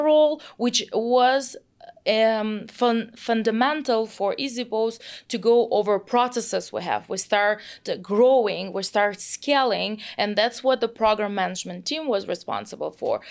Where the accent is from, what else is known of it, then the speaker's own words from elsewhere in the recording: Moscow, Russia; English is a second language; moved away as an adult; now in San Francisco, United States; I grew up in Moscow, uh, in Russia